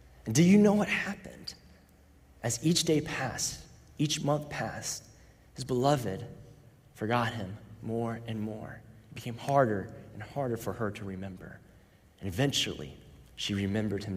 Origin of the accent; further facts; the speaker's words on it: Orlando, Florida, United States; I grew up in Orlando, Florida